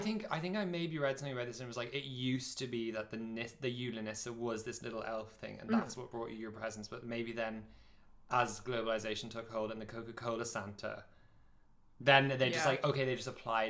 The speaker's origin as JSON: {"language": "English", "country": "Ireland", "moved": "yes", "lives_now": "Norway", "said": "as an Irish person"}